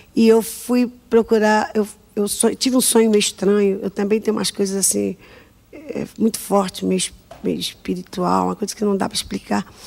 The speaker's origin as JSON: {"language": "Portuguese", "region": "Rio de Janeiro", "country": "Brazil", "tie": "born or raised there", "also_born_or_lived": "Água Santa, Rio de Janeiro", "said": "Eu nasci em Padre Miguel num bairro do Rio de Janeiro"}